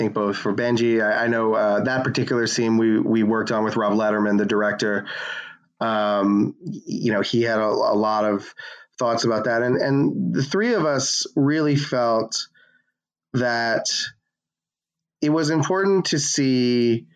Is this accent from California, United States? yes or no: no; Coral Springs, Florida, United States; moved away; I'm from Coral Springs, Florida. It's a great place to grow up.